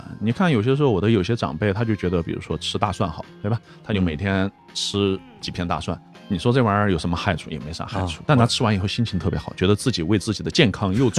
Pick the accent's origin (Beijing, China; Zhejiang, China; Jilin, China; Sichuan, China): Sichuan, China; moved away; also born or lived in United States; 我们四川人